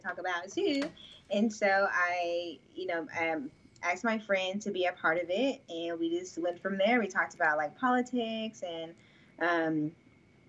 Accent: Oklahoma, United States; moved away as an adult; now in Dallas, United States; I'm from Oklahoma, you know. I moved to Dallas in 2016 with my friends

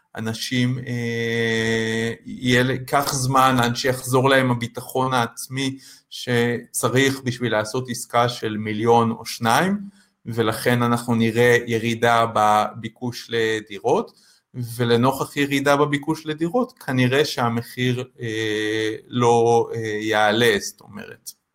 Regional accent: Israel; לנו כישראלים

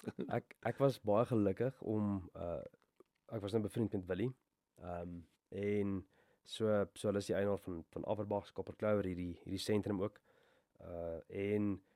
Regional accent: Bloemfontein, Free State, South Africa; ek het ek het groot geword hier in Bloemfontein.

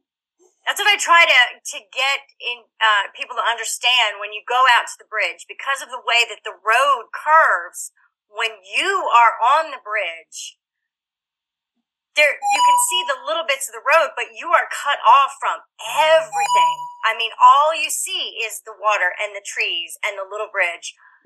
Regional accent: Woodland, United States; There were some similarities because I grew up in Woodland. I spent my summer tagging along with my sister, who probably thought I was a pest, on my bike, and we would just steady cross the ferry.

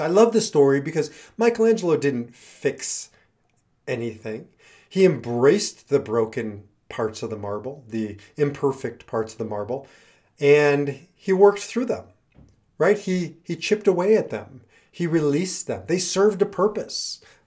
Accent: Midwest, United States; now in Denver, United States; I grew up in the Midwest

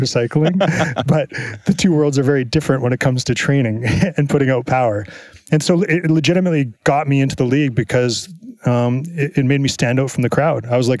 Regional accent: Edmonton, Alberta, Canada; moved away as an adult; also born or lived in Boston; I live in Edmonton. I grew up in Edmonton.

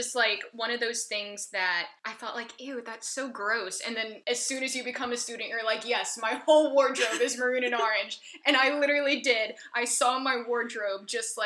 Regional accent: Atlanta, Georgia, United States; also born or lived in North Carolina / Pennsylvania / Virginia; now in Chattanooga, United States; I was born in North Carolina. My whole family's originally from North Carolina. Grew up in Atlanta

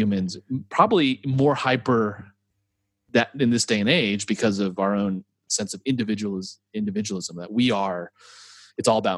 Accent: Texas, United States; moved away as an adult; also born or lived in Western Europe; so as a Texan

